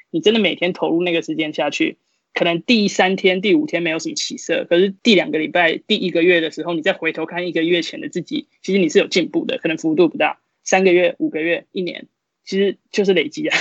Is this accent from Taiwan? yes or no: yes; Kaohsiung, Taiwan; moved away as an adult; now in United States; 因为我是高雄人嘛， 然后我就去了就是高雄的人物， 他是其实也是国中女篮的一个传统的校队， 然后我就在那边接受训练三年